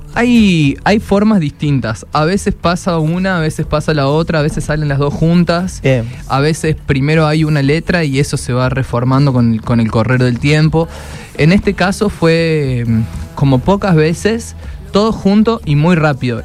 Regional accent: Argentina; para nosotros es muy cotidiano en Argentina

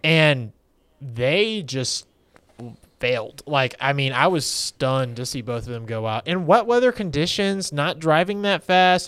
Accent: United States; I'm American

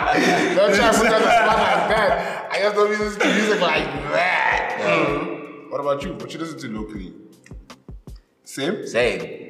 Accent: Pretoria, Gauteng, South Africa; I'm from Pretoria.

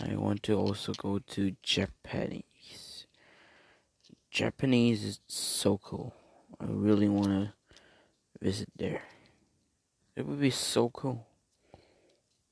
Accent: China; also born or lived in Korea; I was born in Korea, but I left Korea when I was about 6 years old. So clearly, China is my homeland.

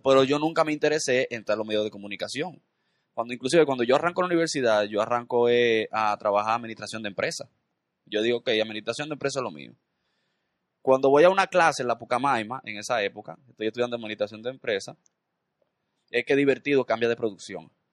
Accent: Dominican Republic; yo nací, y me crié en la Independencia

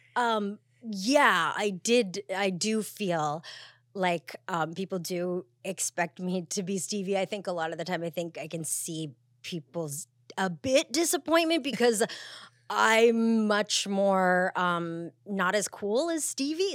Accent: Montreal, Quebec, Canada; I grew up in Canada, um, from Montreal

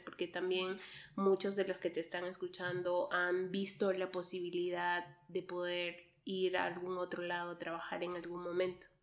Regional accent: Peru; also born or lived in Quebec, Canada; now in Switzerland; vengo de Perú, pasando por Canadá

